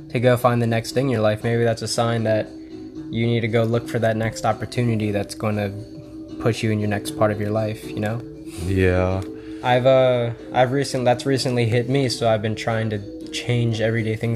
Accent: Philippines; Filipino. I get shit on all the time by my family members

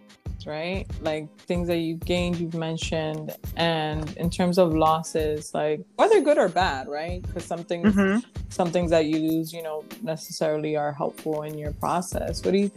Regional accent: New York, United States; you know, we come from New York, so we see like and taste like so many different things

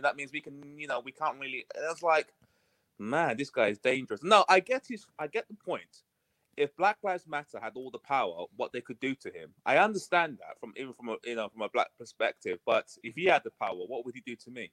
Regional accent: United Kingdom; accent: UK; You can probably tell from my accent I'm coming from the U K, so it's about eight o'clock in the morning here

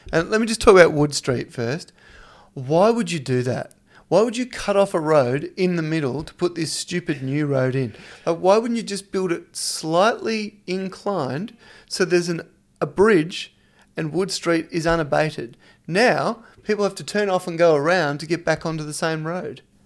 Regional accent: Victoria, Australia; moved away; also born or lived in Dubai; I grew up in Victoria

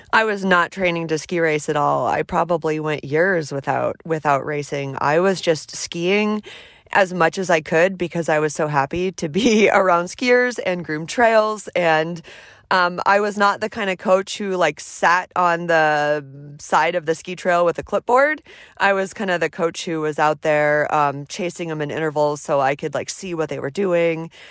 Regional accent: Seattle, Washington, United States; now in Anchorage, United States; I grew up about three miles north of the Space Needle in Seattle, Washington

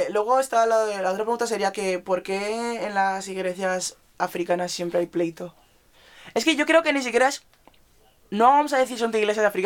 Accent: Nigeria; en mi iglesia, voy a recalcar otra vez, somos nigerianos.

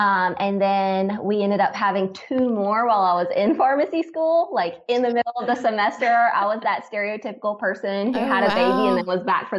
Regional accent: North Carolina, United States; moved away as an adult; also born or lived in Nashville, Tennessee; I am originally from North Carolina. So this is me kind of coming back home. I went to University of North Carolina, Greensboro for okay. undergrad.

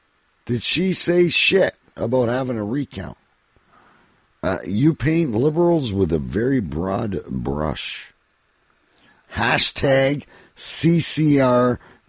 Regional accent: Canada; as a Canadian

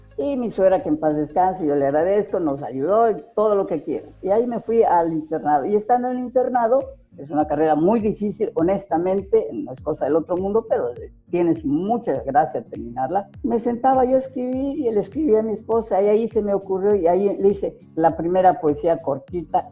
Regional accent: Campeche, Mexico; also born or lived in Zacatecas; now in Cancún, Mexico; Yo soy de Campeche

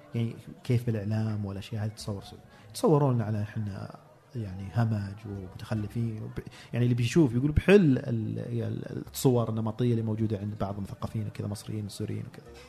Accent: Saudi Arabia; انا ومجموعه باحثين من الخليج

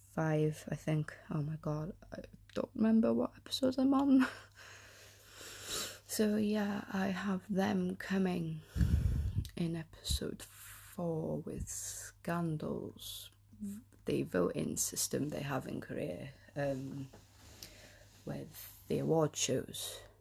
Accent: North Wales, United Kingdom; I am from Wales, the North, North Wales

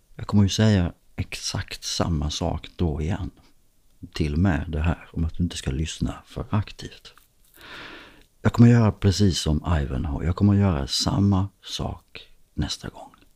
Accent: Skåne, Sweden; när man är uppvuxen här nere i Skåne så växer man också upp med dansk TV

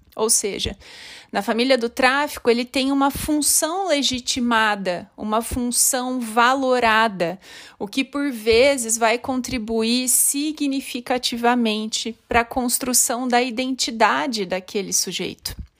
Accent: Limeira, São Paulo, Brazil; moved away as an adult; also born or lived in Osasco / São Caetano do Sul / Marília / Campinas; eu sou natural de Limeira, no estado de São Paulo, mas desde 2003 morando em diferentes cidades

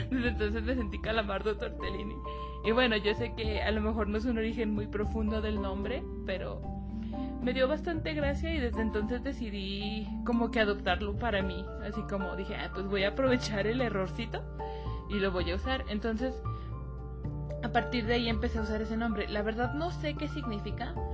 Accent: Zacatecas, Mexico; Bueno, comienzo con mi nombre artístico, de dónde soy, soy de aquí de Zacatecas, y mi expresión artística y el tiempo que llevo haciéndolo.

